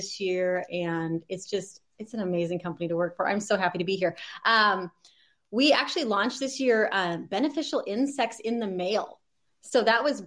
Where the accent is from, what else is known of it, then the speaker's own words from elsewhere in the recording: Canada; now in Oregon, United States; I'm actually from Canada originally, so that's zone three